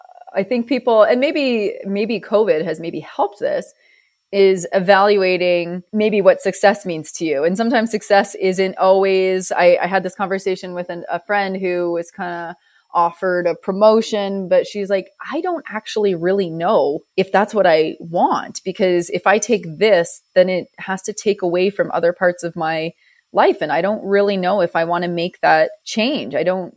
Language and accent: English; Banff, Alberta, Canada; We say Canada. "Okay, which part of Canada?" Say Calgary. And they, they'd kind of be like, "Okay." And I'd say Banff.